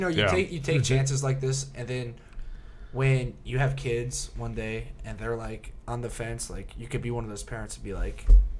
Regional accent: New Jersey, United States; moved away as an adult; now in Arizona, United States; I'm from New Jersey. So like I lived like an hour south of New York City, an hour west or east of Philadelphia, and like an hour north Atlantic City.

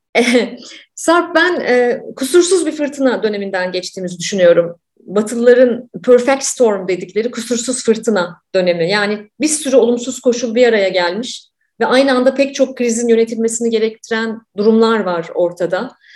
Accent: Ankara, Turkey; ben de Ankaralıyım

